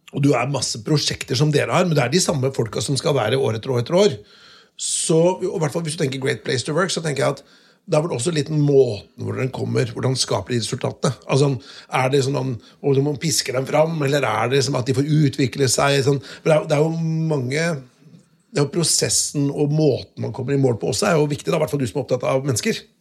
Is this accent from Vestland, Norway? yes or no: no; Notodden, Telemark, Norway; fra Notodden